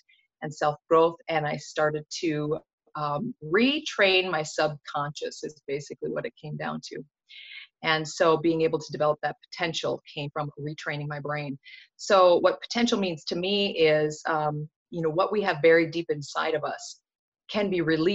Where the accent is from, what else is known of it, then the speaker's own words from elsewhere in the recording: North Dakota, United States; born and raised in North Dakota